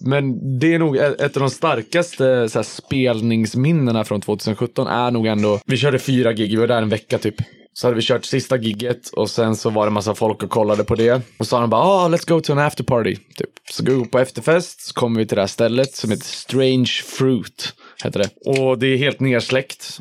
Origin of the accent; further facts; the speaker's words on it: Hudiksvall, Gävleborg County, Sweden; also born or lived in Stockholm; now in Gothenburg, Sweden; jag växte upp i Hudiksvall